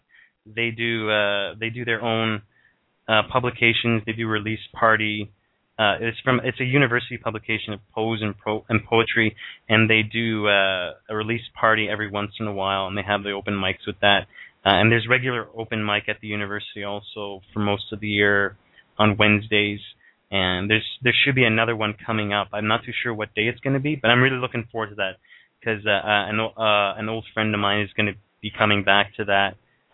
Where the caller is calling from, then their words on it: Thunder Bay, Ontario, Canada; I'm calling from Ontario, Canada.